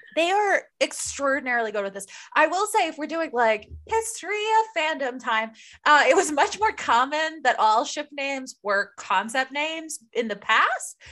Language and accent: English; Maryland, United States; accent: Maryland; moved away; also born or lived in Baltimore; my Maryland accent